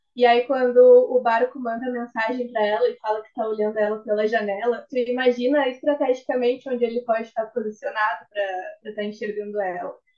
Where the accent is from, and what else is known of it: Rio Grande, Rio Grande do Sul, Brazil